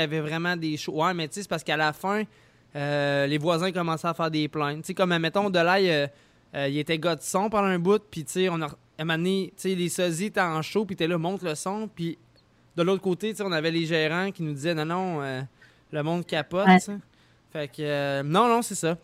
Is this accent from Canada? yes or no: yes; Lévis, Quebec, Canada; je viens de Saint-Nicolas